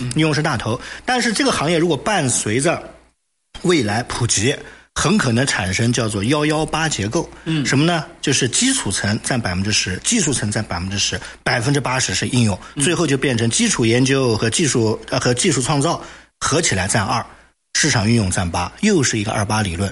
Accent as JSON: {"language": "Chinese", "country": "China", "said": "我们中国人"}